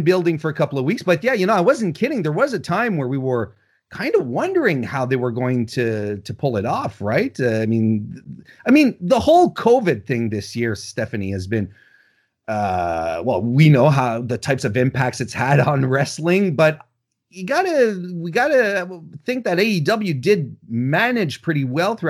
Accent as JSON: {"language": "English", "country": "Canada", "said": "I'm Canadian"}